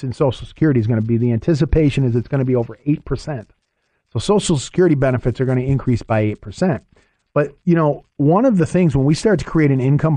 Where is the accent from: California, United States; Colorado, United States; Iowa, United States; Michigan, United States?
Michigan, United States; near Detroit; moved away; I'm from the Michigan area originally. I grew up near Detroit